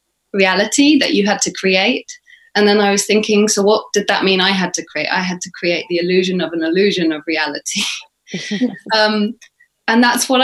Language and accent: English; United Kingdom; accent: British English; And I'm British, and that's my English, obviously inflected with American influences, Australian influences, but I speak British English.